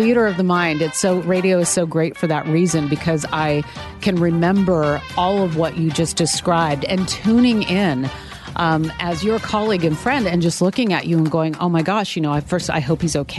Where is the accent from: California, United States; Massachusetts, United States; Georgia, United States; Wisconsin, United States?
California, United States; Sacramento; moved away; where it all began for me in news radio in my hometown of Sacramento